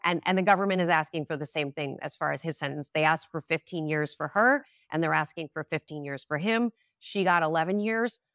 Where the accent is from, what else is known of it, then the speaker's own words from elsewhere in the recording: Minnesota, United States; moved away; I grew up in Minnesota